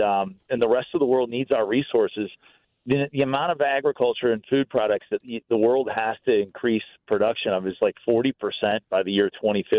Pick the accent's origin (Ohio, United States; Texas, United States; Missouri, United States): Missouri, United States; St. Louis; I grew up in St. Louis. It's home. I love it.